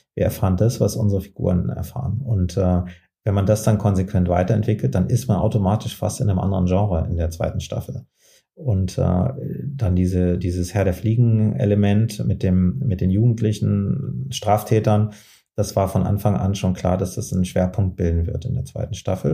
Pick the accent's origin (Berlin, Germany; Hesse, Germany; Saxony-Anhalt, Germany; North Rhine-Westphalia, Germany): Hesse, Germany; Frankfurt; Ich komme ja aus Frankfurt